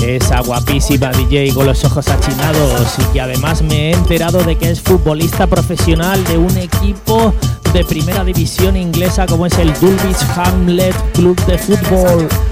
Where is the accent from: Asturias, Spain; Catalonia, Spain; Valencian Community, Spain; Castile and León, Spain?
Valencian Community, Spain; de Valencia, de mi tierra